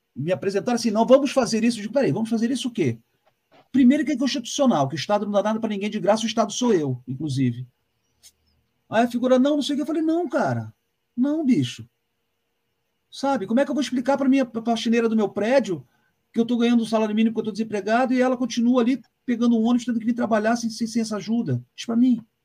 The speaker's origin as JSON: {"language": "Portuguese", "region": "Rio de Janeiro", "country": "Brazil", "moved": "as an adult", "lives_now": "Curitiba, Brazil", "said": "como eu venho do Rio"}